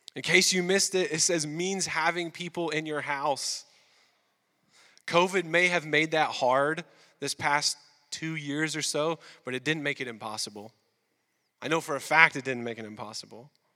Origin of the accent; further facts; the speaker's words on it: the South, United States; moved away as an adult; now in Quebec, Canada; we're from the South